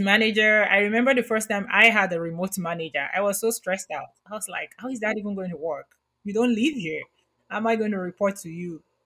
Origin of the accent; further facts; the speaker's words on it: Nigeria; moved away; I grew up in Nigeria